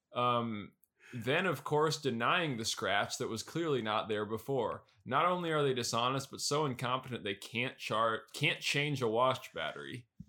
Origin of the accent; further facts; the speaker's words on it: New York City, New York, United States; moved away; I'm born and raised in Queens